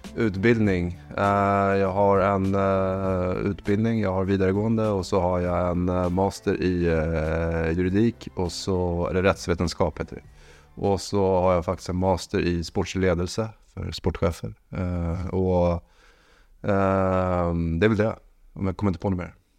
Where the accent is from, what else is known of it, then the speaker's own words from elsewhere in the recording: Sweden; moved away; also born or lived in Norway; Jag är svensk